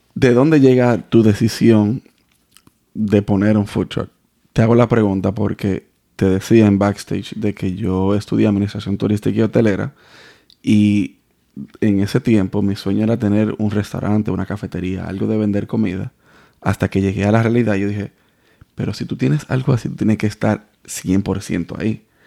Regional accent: Dominican Republic; moved away; also born or lived in Santo Domingo; cuando nosotros salimos de, de República Dominicana a Venezuela

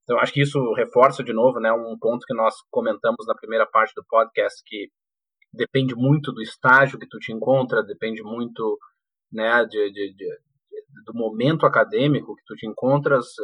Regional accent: Porto Alegre, Rio Grande do Sul, Brazil; moved away as an adult; eu nasci no, em Porto Alegre, cri, me criei em Porto Alegre e, e, e, até então eu tinha aí, sei lá, em torno de 20, um pouco, um pouco mais de 20 anos de idade. Eu eu fui para a Inglaterra, primeira vez que eu tinha saído do país

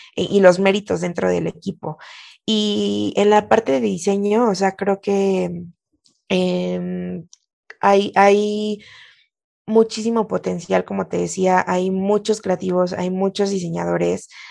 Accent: Mexico

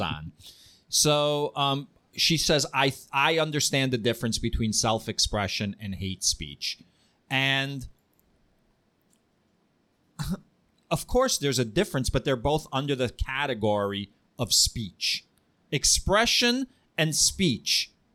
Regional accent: Ukraine; I'm a Jew from Ukraine whose family lived in Kiev during the Nazi occupation.

